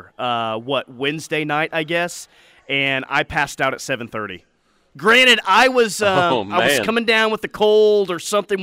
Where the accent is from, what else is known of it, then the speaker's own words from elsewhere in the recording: Chickasha, Oklahoma, United States; I grew up in Chickasha